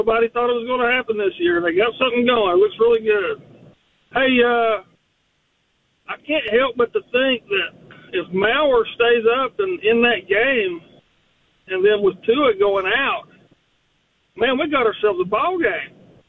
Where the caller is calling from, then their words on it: Kingsport, Tennessee, United States; I'm calling you from Kingsport, home of the Dobbins Men Indians undefeated football team right now.